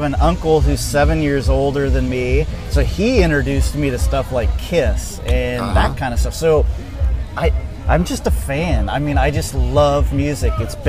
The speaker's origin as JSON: {"language": "English", "town": "Everett", "region": "Washington", "country": "United States", "tie": "born or raised there", "said": "Edmonds, Everett, Linwood area."}